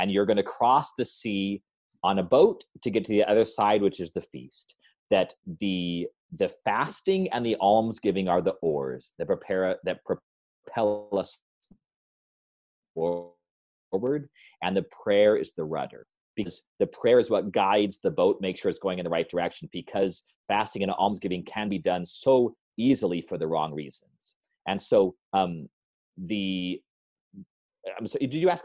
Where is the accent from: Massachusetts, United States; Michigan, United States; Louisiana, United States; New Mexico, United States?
New Mexico, United States; That's what we grew up on in New Mexico